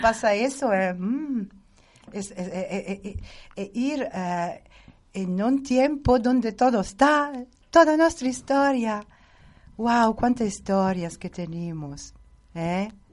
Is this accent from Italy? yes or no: yes; Italy; Spanish is a second language; moved away; como italiana